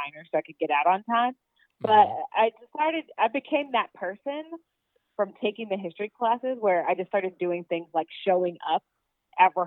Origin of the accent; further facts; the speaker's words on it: Norfolk, Virginia, United States; I'm from Norfolk, Virginia